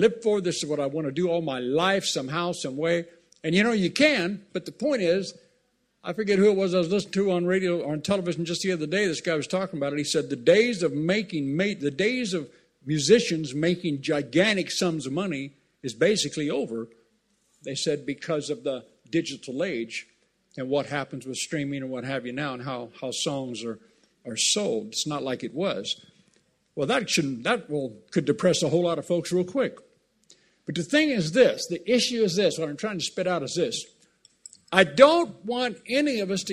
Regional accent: Southern California, United States; I grew up in Southern California

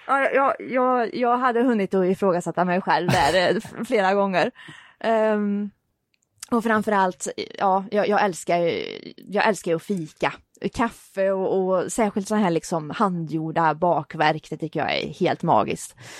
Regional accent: Vänersborg, Västra Götaland, Sweden; i min hemstad

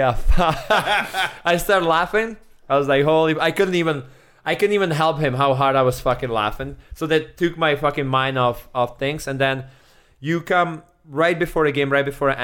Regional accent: Czechia; moved away; also born or lived in Edmonton; I'm from Czech

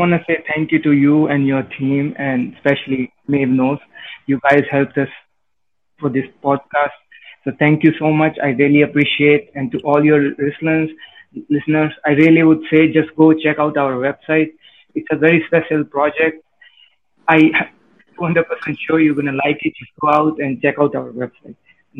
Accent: Canada; Hey, so I'm from Canada.

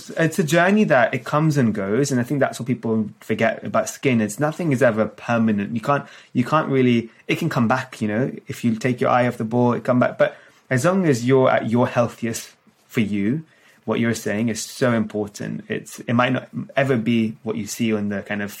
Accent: India; as an Indian, South Asian

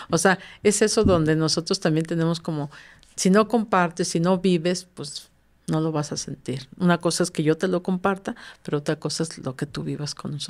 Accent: Veracruz, Mexico

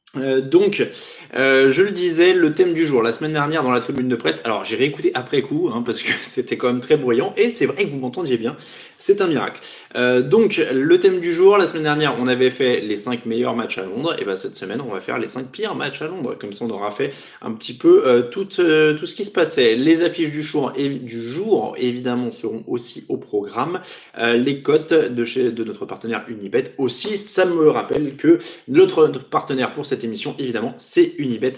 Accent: France; nous sommes des Français raffinés

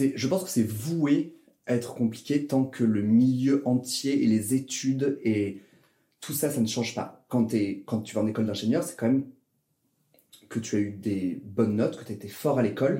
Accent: Toulouse, Occitania, France; moved away as an adult; also born or lived in Grenoble; now in Paris, France; Je suis né à Toulouse, dans le sud de la France

